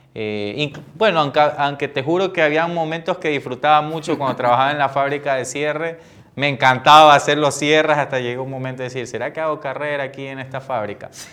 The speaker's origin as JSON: {"language": "Spanish", "country": "Ecuador", "said": "como ecuatoriano"}